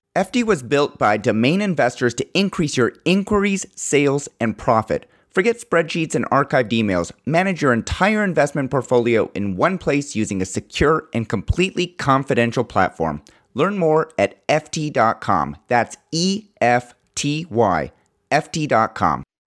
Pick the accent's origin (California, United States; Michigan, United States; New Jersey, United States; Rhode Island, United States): Rhode Island, United States; my home state of rhode island